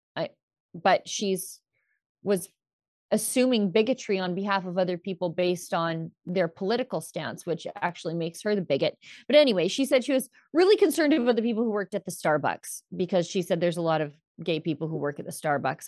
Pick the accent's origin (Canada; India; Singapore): Canada; Alberta; I'm from Alberta